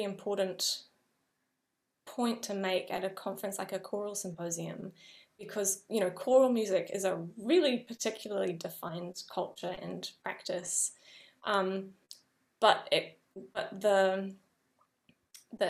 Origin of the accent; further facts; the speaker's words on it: New Zealand; moved away as an adult; I have as a New Zealander coming to Europe